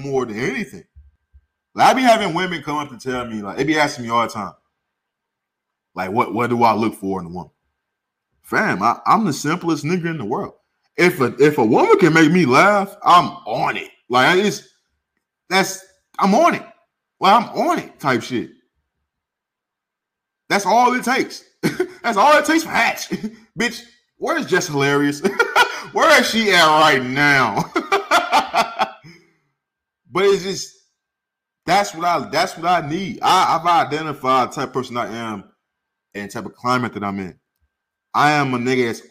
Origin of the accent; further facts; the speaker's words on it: St. Louis, Missouri, United States; also born or lived in California; now in Arizona, United States; I grew up in St. Louis or when I was in California